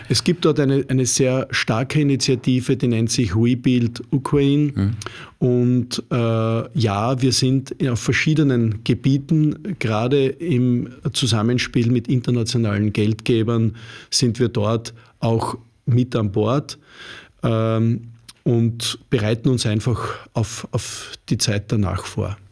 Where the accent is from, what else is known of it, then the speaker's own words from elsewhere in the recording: Upper Styria, Austria; moved away as an adult; also born or lived in Upper Austria; now in Vienna, Austria; Ich selber bin Steirer, Obersteirer